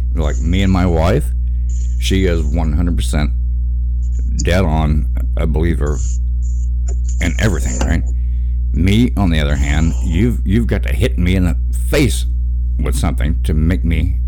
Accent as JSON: {"language": "English", "region": "Arkansas", "country": "United States", "moved": "yes", "lives_now": "Indiana, United States", "said": "I'm from Arkansas, deep south, and from a fire and brimstone Baptist family"}